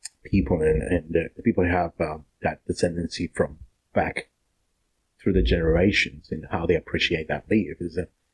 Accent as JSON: {"language": "English", "region": "Cusco", "country": "Peru", "tie": "born or raised there", "moved": "as an adult", "lives_now": "Shepparton, Australia", "said": "Cusco, that's my hometown"}